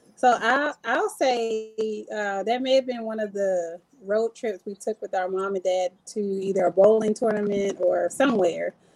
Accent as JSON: {"language": "English", "area": "Montgomery County", "region": "Maryland", "country": "United States", "tie": "born or raised there", "also_born_or_lived": "Washington, District of Columbia, United States", "said": "we were born in DC, but we grew up in Montgomery County, Maryland"}